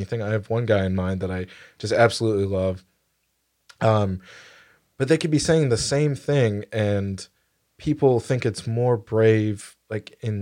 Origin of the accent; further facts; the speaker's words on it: United States; I'm proud to be an American